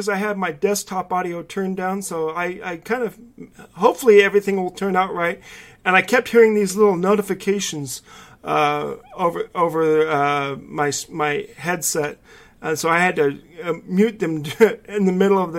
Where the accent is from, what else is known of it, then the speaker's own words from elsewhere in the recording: California, United States; accent: California; my California accent